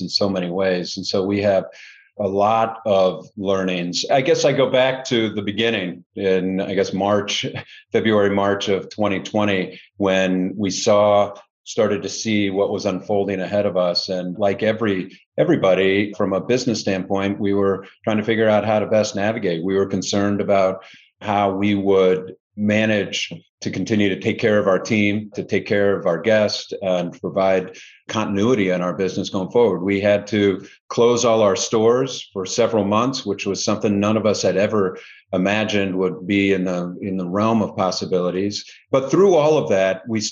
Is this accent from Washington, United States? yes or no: no; Indianapolis, Indiana, United States; also born or lived in Cincinnati; now in Chicago, United States; I'm from originally Indianapolis, so not too far from here. Grew up in the Midwest